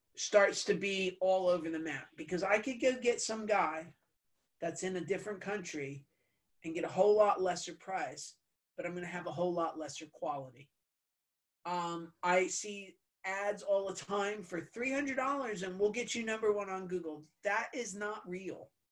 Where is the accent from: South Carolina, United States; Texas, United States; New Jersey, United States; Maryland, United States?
New Jersey, United States; I'm Italian. I'm from New Jersey